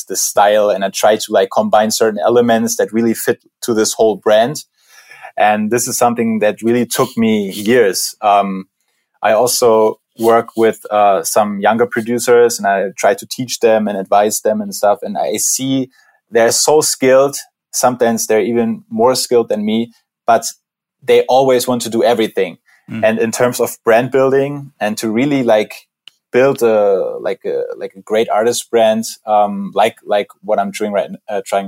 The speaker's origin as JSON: {"language": "English", "region": "Berlin", "country": "Germany", "said": "we're both from Berlin"}